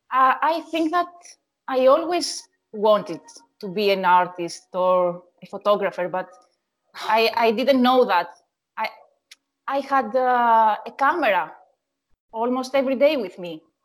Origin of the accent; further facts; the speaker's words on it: Athens, Attica, Greece; Yes, I'm from Athens